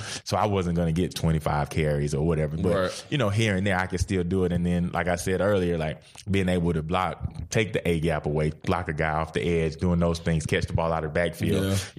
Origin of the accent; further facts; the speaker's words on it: Georgia, United States; I grew up a Georgia fan. You know, I grew up in Georgia.